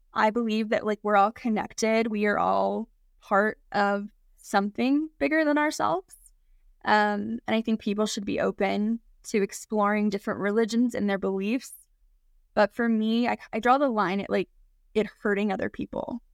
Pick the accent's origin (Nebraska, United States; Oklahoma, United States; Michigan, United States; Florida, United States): Oklahoma, United States; moved away; I grew up in Oklahoma.